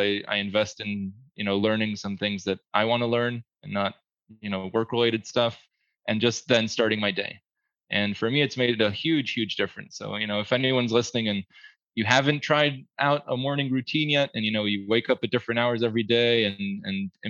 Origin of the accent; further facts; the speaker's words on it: New Jersey, United States; now in Israel; I grew up in New Jersey for a pretty long time